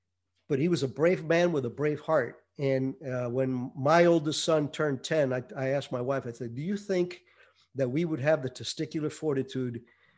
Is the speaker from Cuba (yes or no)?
yes; Cuba; Yeah, I was born in 51. Yes, I'm that old. And I was probably, I think, 8 when Castro took over. But the town that I lived in was at the foothills of the mountains